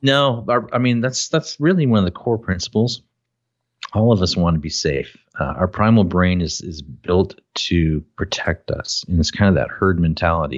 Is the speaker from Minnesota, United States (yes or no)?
yes; Minnesota, United States; I'm from Minnesota and people pick on me because of my accent